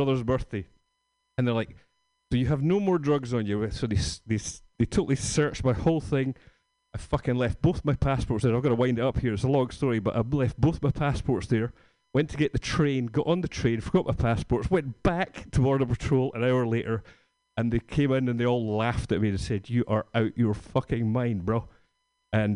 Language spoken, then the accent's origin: English; Scotland, United Kingdom; moved away; I'm from Scotland